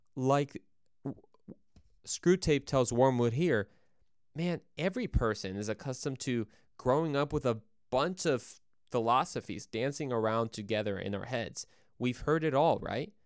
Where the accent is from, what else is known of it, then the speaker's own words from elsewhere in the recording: Mexico; Yo soy mexicano, yo soy de Mexico, uh, so I'm from Mexico